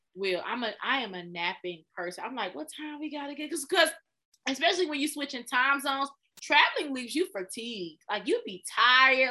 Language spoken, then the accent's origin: English; Smyrna, Georgia, United States; also born or lived in Austell, Georgia; I grew up in Smyrna, and so Smyrna, and then we moved to Austell.